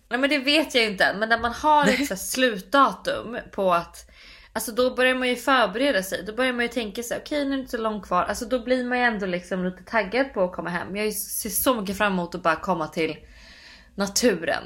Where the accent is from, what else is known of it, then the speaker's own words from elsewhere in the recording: Sweden; moved away as an adult; now in United States; hemma i Sverige